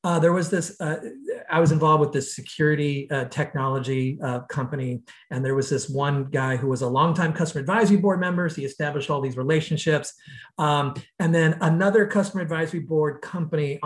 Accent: United States; being an American, most of the companies I've been with have been very US, North America focused

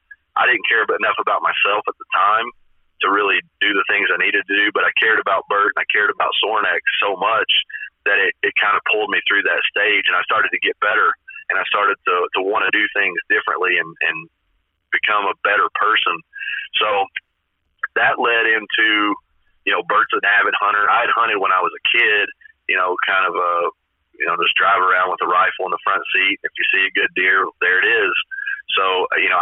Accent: Paint Lick, Kentucky, United States; I grew up in Paint Lake, Kentucky, right? It's just a small ass town

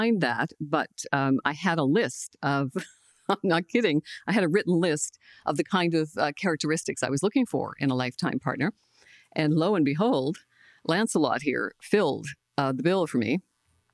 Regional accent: Glace Bay, Nova Scotia, Canada; I'm from Cape Breton, Nova Scotia, a small coal mining town called Glace Bay.

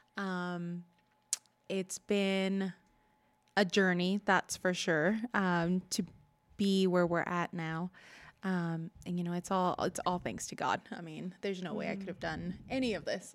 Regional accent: Culver City, California, United States; moved away as an adult; also born or lived in Utah; I grew up in California, born in and raised there till I moved to Utah when I was 23

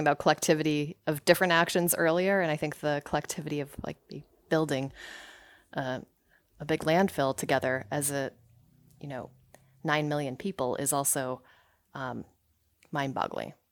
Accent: Somersville, Connecticut, United States; also born or lived in Rockville, Connecticut; I was born there, but I grew up in Summersville, Connecticut, which is pretty close

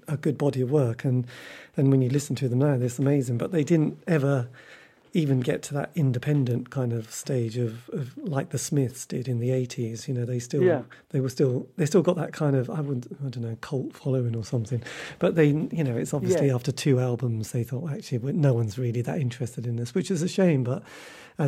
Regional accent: Norwich, East of England, United Kingdom; I'm from Norwich, ish

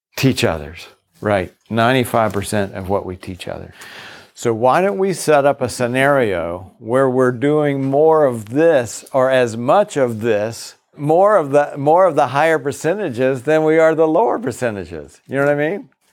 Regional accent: Virginia, United States; moved away; also born or lived in Boston; I grew up in the South. I grew up in Virginia.

